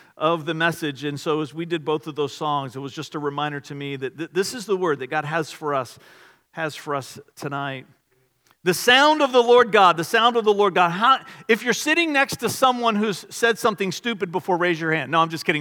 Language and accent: English; Richmond, Virginia, United States; we grew up in the Richmond area